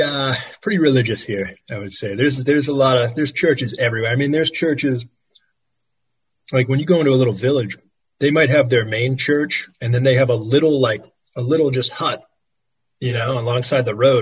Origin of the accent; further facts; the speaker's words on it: United States; moved away; As an American